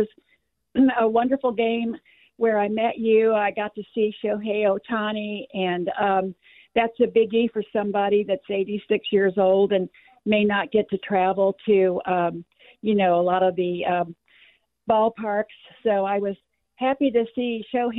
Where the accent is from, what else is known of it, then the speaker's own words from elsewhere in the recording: St. Louis, Missouri, United States; now in Kansas City, United States; growing up in St. Louis, watching the St. Louis Cardinals